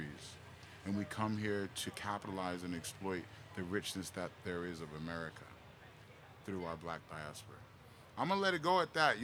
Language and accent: English; New York City, New York, United States; moved away as an adult; also born or lived in Cottage Grove, Oregon / Santa Cruz, California / Delray Beach, Florida; now in Oregon, United States; I'm from Bed-Stuy, Brooklyn